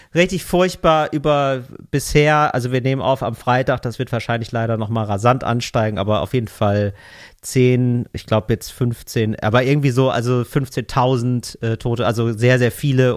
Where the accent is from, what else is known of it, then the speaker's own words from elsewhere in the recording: West Germany, Germany; als Wessi